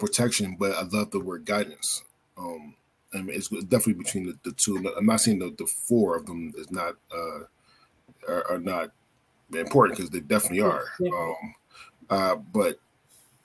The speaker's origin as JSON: {"language": "English", "town": "Philadelphia", "region": "Pennsylvania", "country": "United States", "also_born_or_lived": "Florida", "moved": "yes", "lives_now": "Oregon, United States", "said": "I'm originally from Philadelphia, but I live in Oregon, and I lived in Florida"}